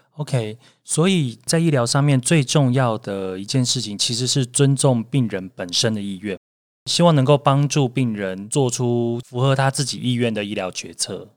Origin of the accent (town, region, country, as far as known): Taiwan